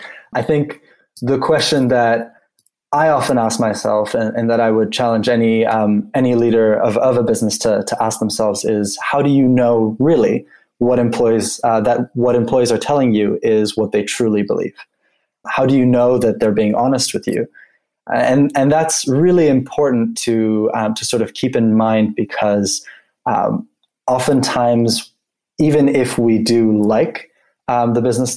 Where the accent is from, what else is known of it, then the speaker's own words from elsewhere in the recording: Geneva, Switzerland; before that, I grew up in Geneva, Switzerland. And being from there, my parents worked at the UN, and sort of coming from a UN family